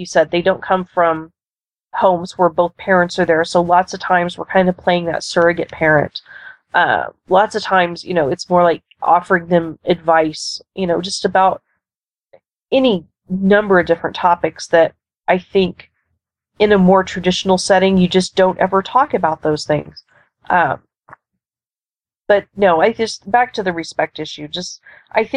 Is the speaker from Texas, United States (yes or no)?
yes; Texas, United States; also born or lived in Florida; now in Nebraska, United States; I grew up in Texas